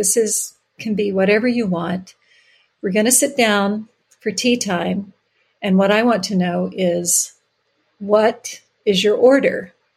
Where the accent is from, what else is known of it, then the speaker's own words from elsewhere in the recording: the South, United States; I grew up in the South and within a family where, you know, you had to have ice right?